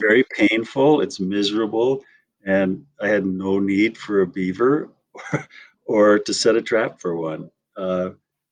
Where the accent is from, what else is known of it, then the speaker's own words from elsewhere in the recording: Wisconsin, United States; moved away; also born or lived in Missoula, Montana; I grew up in Wisconsin.